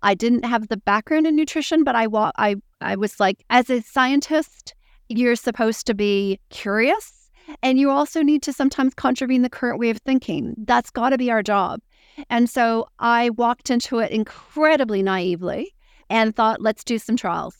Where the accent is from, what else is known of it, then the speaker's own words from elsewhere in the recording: Canada; moved away as an adult; now in New Zealand; I'm Canadian.